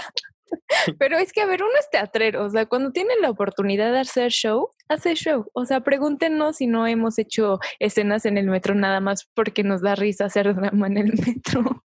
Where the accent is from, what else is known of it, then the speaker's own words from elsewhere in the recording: Mexico City, Mexico; also born or lived in Zumpango; Yo soy de, aquí de la CDMX. Viví ahí tres años nada más